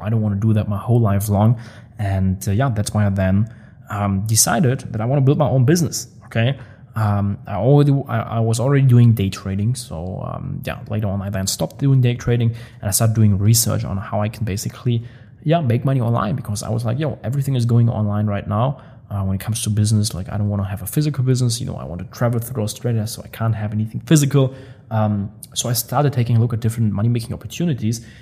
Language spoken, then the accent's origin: English; Germany; moved away as an adult; now in Dubai, United Arab Emirates; I love the people from my hometown. I'm still like so close with all the buddies. Um, they they visit me here in Dubai. We go on trips together. When I'm in Germany, I always hang around with them